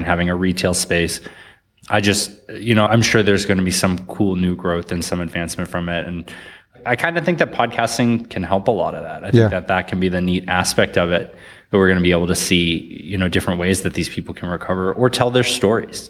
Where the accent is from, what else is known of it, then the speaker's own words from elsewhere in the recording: north of Boston, Massachusetts, United States; also born or lived in New York; now in Austin, United States; Grew up in Massachusetts, so a little bit north of Boston.